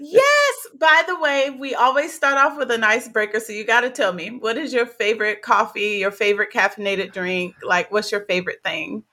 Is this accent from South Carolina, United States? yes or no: yes; South Carolina, United States; also born or lived in Newark, New Jersey; I was in South Carolina with my grandparents